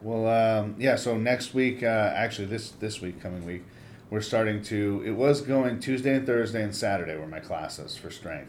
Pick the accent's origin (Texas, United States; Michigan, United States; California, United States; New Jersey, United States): California, United States; Monrovia; I grew up in Monrovia.